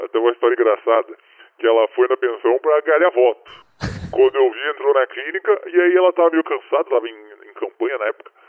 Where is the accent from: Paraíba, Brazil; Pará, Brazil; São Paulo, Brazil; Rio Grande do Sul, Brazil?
Rio Grande do Sul, Brazil; Porto Alegre; Sou daqui de Porto Alegre